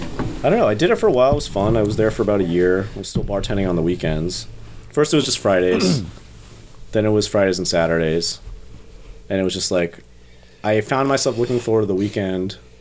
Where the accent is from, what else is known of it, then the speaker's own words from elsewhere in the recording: New Jersey, United States; I grew up in Jersey, part of a big, big, big Catholic family.